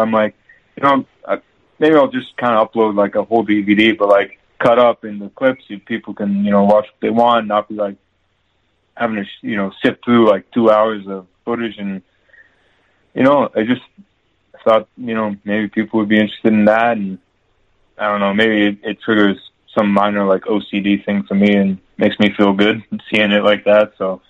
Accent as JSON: {"language": "English", "country": "Canada", "tie": "born or raised there", "said": "And obviously growing up in Canada, I'm a hockey fan."}